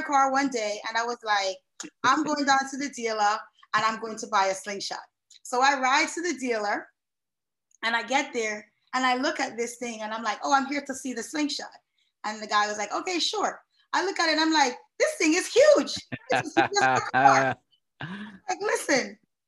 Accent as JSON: {"language": "English", "town": "New York City", "region": "New York", "country": "United States", "tie": "born or raised there", "also_born_or_lived": "Kingston, Jamaica", "moved": "as an adult", "lives_now": "South Florida, United States", "said": "originally I hail from Kingston, Jamaica, but I spent most of my youth in New York City, representing the great borough of Queens"}